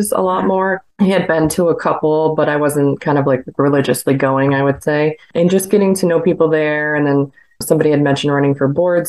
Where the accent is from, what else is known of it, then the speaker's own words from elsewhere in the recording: New York, United States; I'm from New York